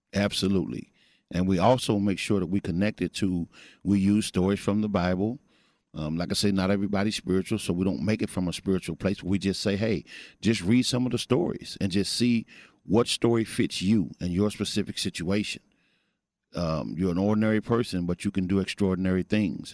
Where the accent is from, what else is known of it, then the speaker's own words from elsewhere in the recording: Missouri, United States; also born or lived in Fort Worth, Texas; now in Texas, United States; I'm originally from Missouri